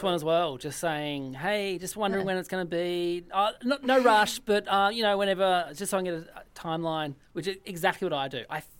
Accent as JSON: {"language": "English", "region": "Tasmania", "country": "Australia", "tie": "born or raised there", "moved": "yes", "said": "I grew up in Tassie"}